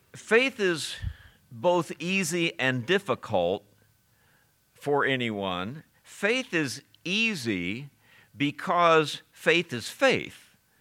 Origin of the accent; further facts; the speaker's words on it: Ohio, United States; my childhood growing up in Ohio